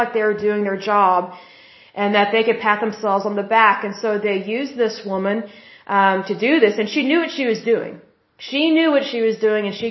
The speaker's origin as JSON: {"language": "English", "region": "Oklahoma", "country": "United States", "said": "I'm from Oklahoma"}